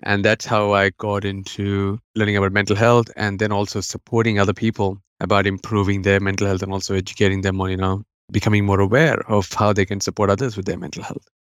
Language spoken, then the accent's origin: English; India; now in Australia; as you can tell from my accent, I w, I wasn't, you know, born in Australia. I've been raised overseas in India